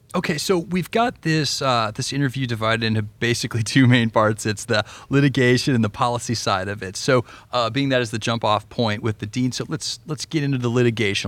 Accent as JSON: {"language": "English", "region": "Colorado", "country": "United States", "moved": "yes", "said": "I'm from Colorado originally"}